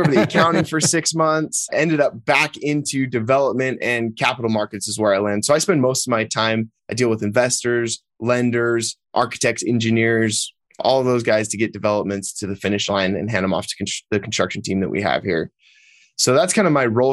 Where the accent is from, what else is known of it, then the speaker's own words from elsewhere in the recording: just outside Salt Lake City, Utah, United States; I was, born and raised just a couple of miles outside of Salt Lake City